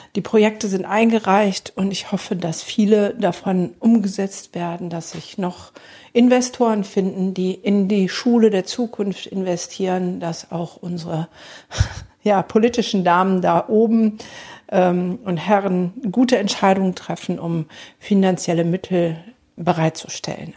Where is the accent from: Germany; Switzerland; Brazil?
Germany; bei uns in Deutschland